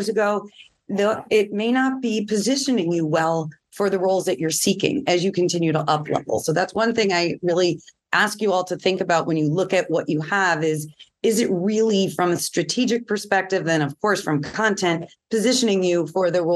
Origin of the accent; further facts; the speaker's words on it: New York, United States; I'm from New York, so I talk quickly.